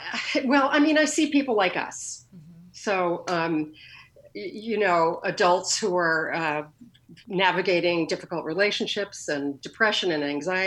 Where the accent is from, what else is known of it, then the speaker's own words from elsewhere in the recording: Connecticut, United States; also born or lived in New York City, New York; now in Portland, United States; I grew up in a sort of commuter town to New York City in Connecticut. I moved there when I was about six